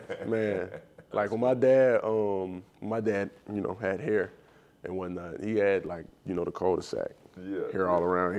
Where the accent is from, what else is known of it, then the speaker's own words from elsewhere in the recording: Chicago, Illinois, United States; so I came from Chicago, it was Mr. Me, and coming here it was landlord.